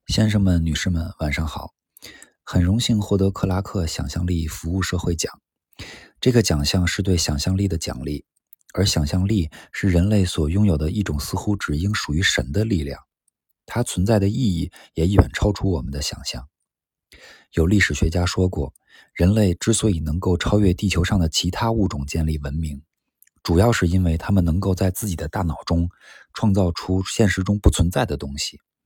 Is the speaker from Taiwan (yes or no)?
no; China; 我们这一代在上世纪六十年代出生于中国的人